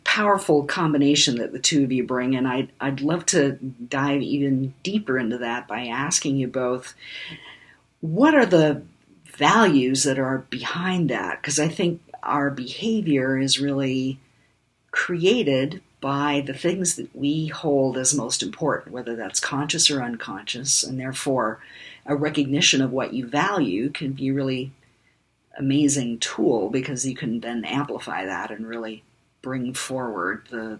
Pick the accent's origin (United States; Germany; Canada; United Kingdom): Germany; born there